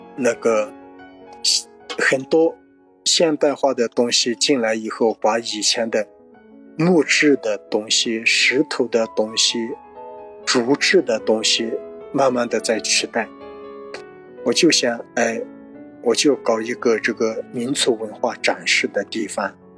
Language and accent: Chinese; China; 我是从小出生在泸沽湖边